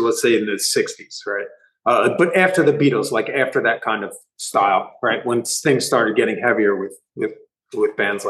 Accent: Delaware, United States; We're all from Delaware. Just some guys live in Philadelphia, moved to Philadelphia.

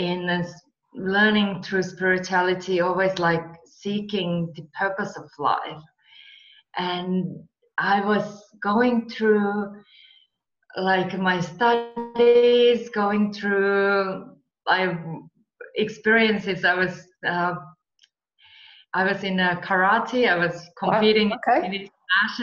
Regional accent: Finland; moved away as an adult; also born or lived in Marbella / California; I'm from Finland and we get really harsh winters

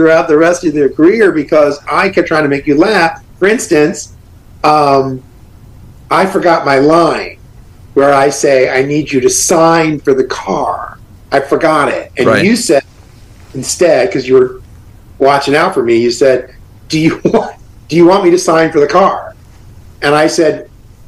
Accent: Long Island, New York, United States; moved away as an adult; also born or lived in Florida; I grew up in New York

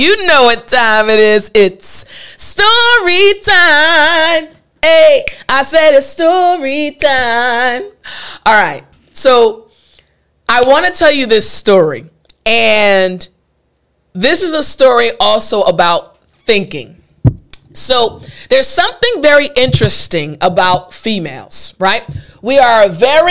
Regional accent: United States; I'm an American

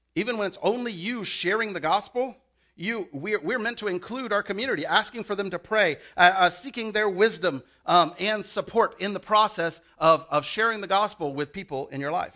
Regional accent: the South, United States; I'm from the South. We say "y'all."

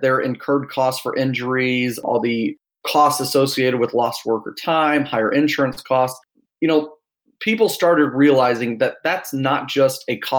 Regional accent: Louisville, Kentucky, United States; moved away as an adult; now in Austin, United States; I am from Austin, Texas, originally from Louisville.

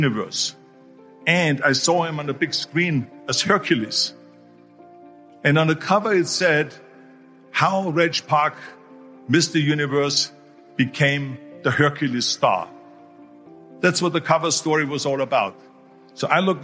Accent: Austria; born or raised there; moved away

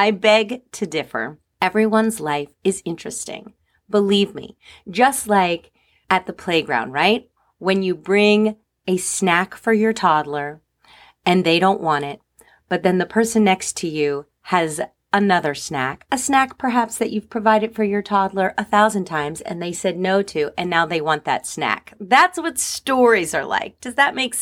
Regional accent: New Jersey, United States; I grew up in New Jersey

